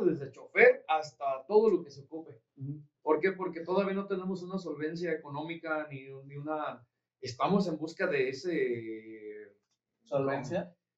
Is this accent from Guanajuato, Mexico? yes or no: yes; Yuriria, Guanajuato, Mexico; somos de ahí de Yuriria